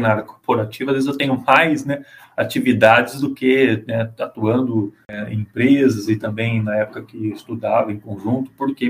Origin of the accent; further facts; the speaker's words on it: Bauru, São Paulo, Brazil; moved away; Eu sou de Bauru, São Paulo, que é uma cidade que foi formada basicamente pela ferrovia. Então eu fui criado num bairro ali, praticamente à beira da ferrovia